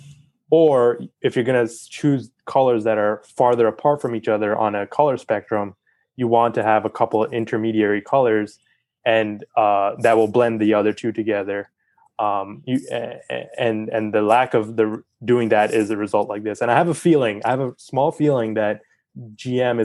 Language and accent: English; West Virginia, United States; I'm from West Virginia and we're all about that coal energy still.